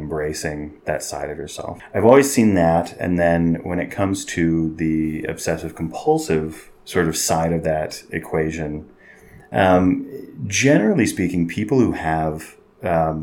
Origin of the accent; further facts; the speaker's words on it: Oklahoma, United States; moved away as an adult; also born or lived in California / Houston, Texas / Central America; now in Utah, United States; a medium-sized town in Oklahoma, where I lived most of my childhood and adolescence